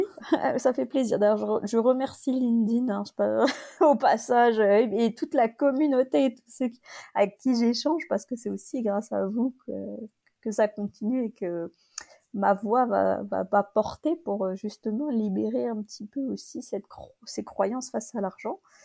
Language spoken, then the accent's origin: French; France; je suis française